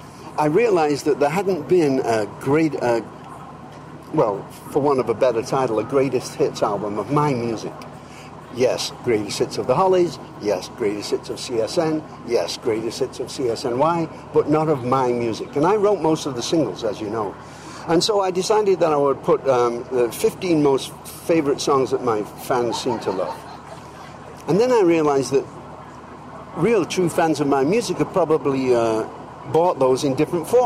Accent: England, United Kingdom; born there; now in United States; I mean, I'm English. I was born in England. I'll always be English, of course, and I'm very proud of that.

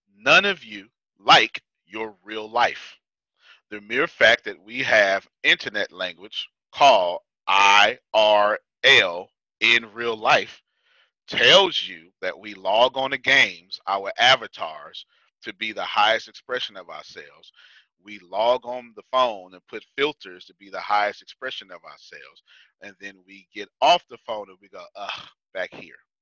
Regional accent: Texas, United States; I'm from Texas

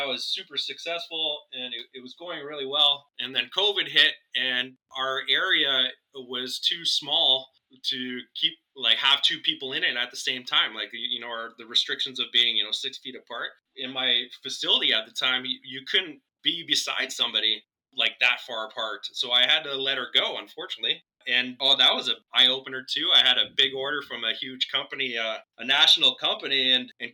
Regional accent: Canada; I'm Canadian.

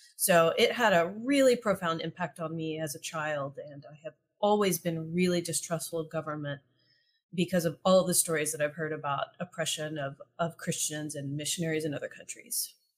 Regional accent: East Texas, United States; I grew up in East Texas

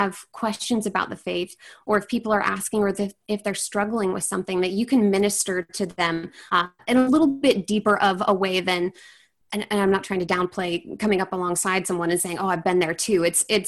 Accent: Puyallup, Washington, United States; So I'm from Washington State. I'm from a town called Puyallup. It's about probably about 30 minutes from Seattle.

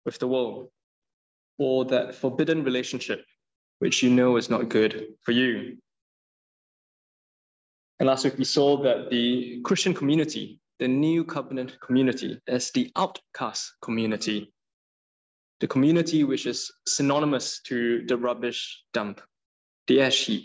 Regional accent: Singapore; moved away; I'm from Singapore

